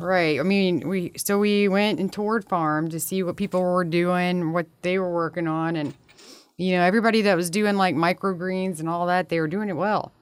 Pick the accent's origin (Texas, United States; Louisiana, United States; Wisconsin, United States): Louisiana, United States; Baton Rouge; We're both from Baton Rouge.